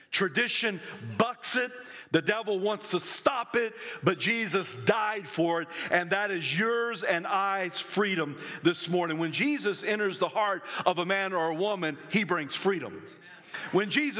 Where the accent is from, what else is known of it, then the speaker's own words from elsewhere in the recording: the South, United States; I'm from the South